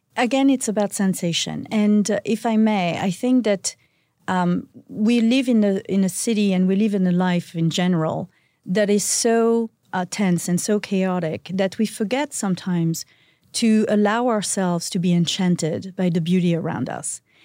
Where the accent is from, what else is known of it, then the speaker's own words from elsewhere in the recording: Antibes, Provence-Alpes-Côte d'Azur, France; moved away; I was born in a little town called Antibes